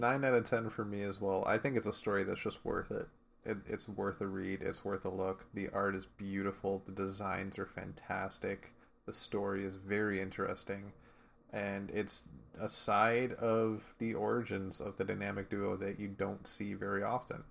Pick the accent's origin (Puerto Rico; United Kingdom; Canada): Canada; inner Canadian